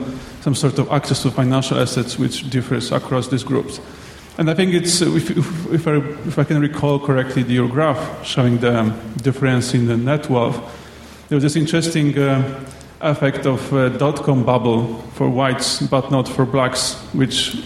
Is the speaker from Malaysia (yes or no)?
yes; Malaysia; I'm from Malaysia.